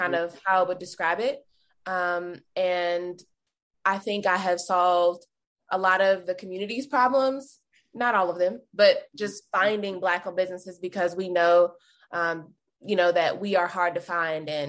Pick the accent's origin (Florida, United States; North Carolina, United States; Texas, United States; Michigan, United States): North Carolina, United States; moved away as an adult; now in Kansas City, United States; I'm originally from North Carolina. I'm a Southern girl, so sometimes I'll say, like, hey, y'all.